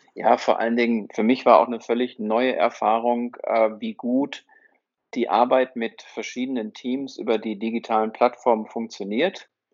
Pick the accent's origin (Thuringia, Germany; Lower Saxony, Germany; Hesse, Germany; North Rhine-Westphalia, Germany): North Rhine-Westphalia, Germany; Herford; also born or lived in Bielefeld; Ich bin in Herford geboren